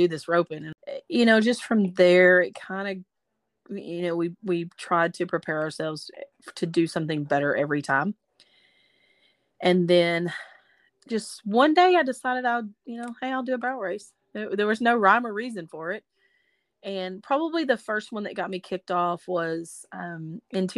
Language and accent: English; Gladewater, Texas, United States; I'm from a small town in East Texas. Of course, I'm a Texan, and I'm from a small town. It's Gladewater, Texas